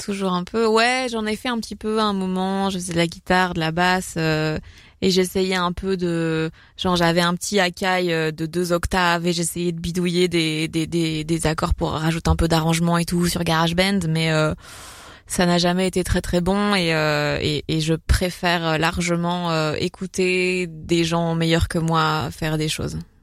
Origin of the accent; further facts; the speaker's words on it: Belgium; l'influence du flamand euh, chez nous